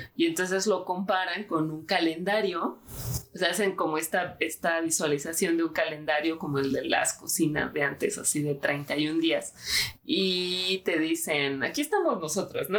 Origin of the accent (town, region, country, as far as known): Mexico